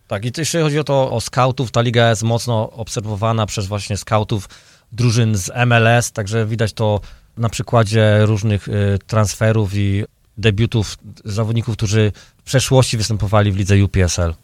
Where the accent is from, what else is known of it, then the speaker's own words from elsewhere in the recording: Dębica, Subcarpathian Voivodeship, Poland; now in Chicago, United States; ja pochodzę z Dębicy, urodzony w Dęb również w Dębicy, także e, obok stadionu Wisłoki dosłownie 50 metrów, wychowany od małego